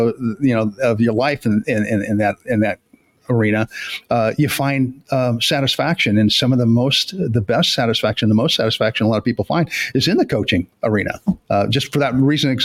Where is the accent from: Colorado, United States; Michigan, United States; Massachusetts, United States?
Colorado, United States; Denver; also born or lived in Chicago, Illinois; now in Tennessee, United States; grew up in Denver